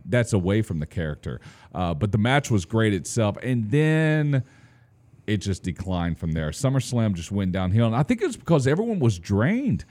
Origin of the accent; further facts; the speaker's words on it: Fairfield, Texas, United States; growing up in Fairfield, Texas, little small town